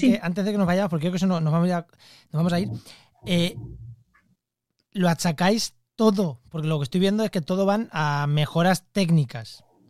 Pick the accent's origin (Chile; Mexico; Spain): Spain; Albacete, Castilla-La Mancha; now in La Línea de la Concepción, Spain; yo soy de Albacete, es que allí la humedad no existe